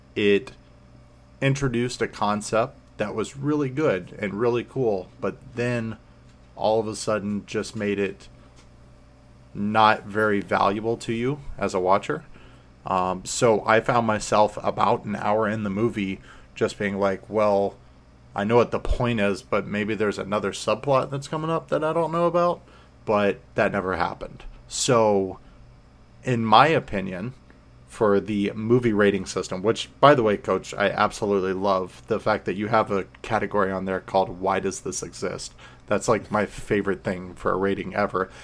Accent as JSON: {"language": "English", "region": "Florida", "country": "United States", "said": "I'm from Florida"}